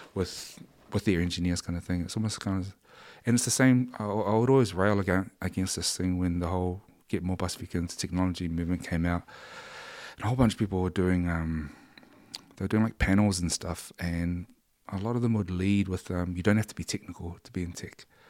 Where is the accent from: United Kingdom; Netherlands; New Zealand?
New Zealand; we grew up in New Zealand